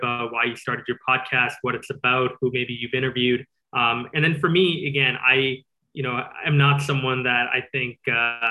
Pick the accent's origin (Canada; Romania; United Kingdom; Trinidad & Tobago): Canada; Calgary, Alberta; first language English; also born or lived in Singapore / New York; I grew up in Singapore and Calgary. So those are the two places I mainly spent my childhood. From 0 to 8, I was in Singapore